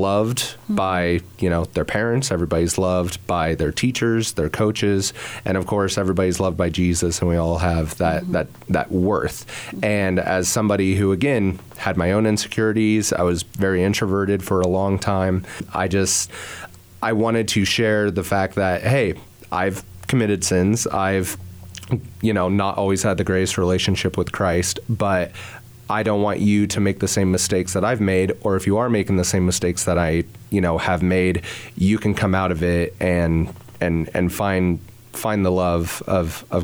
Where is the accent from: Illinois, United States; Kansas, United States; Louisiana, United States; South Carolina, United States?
Kansas, United States; Hays; youth director in Hays, Kansas, which is my hometown